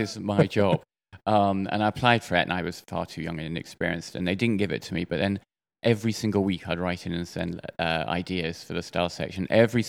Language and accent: English; United Kingdom; Well, I'm from the UK, but my lovely mother, she married 5 times.